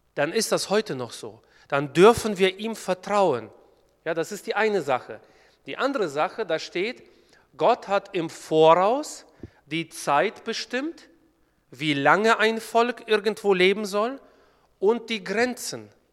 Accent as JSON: {"language": "German", "country": "Kyrgyzstan", "tie": "born or raised there", "moved": "yes", "lives_now": "Germany", "said": "Eigentlich komme ich gebürtig aus Kirgistan"}